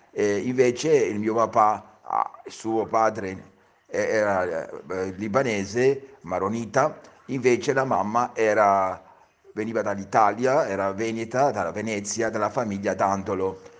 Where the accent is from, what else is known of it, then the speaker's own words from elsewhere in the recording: Cyprus; born there; Io sono nato a Cipro come i miei genitori